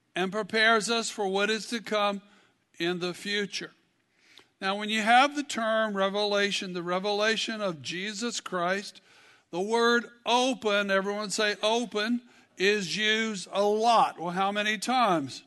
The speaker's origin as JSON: {"language": "English", "region": "Kentucky", "country": "United States", "said": "I'm from Kentucky"}